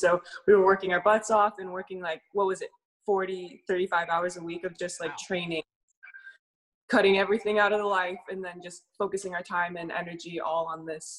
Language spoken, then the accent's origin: English; Bay Area, California, United States; now in Los Angeles, United States; we actually live in LA now, but we're from the Bay Area.